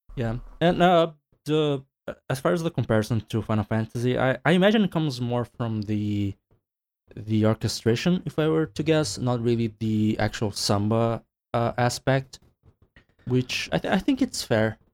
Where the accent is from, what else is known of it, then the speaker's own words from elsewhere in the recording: Brazil; I'm from Brazil